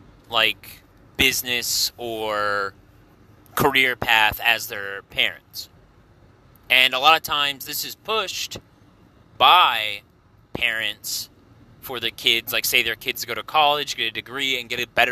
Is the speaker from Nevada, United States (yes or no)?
no; Southern Illinois, United States; I'm a welder. I'm from Southern Illinois.